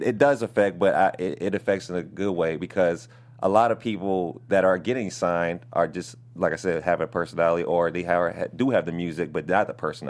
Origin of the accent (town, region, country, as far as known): Minnesota, United States; also born or lived in Las Vegas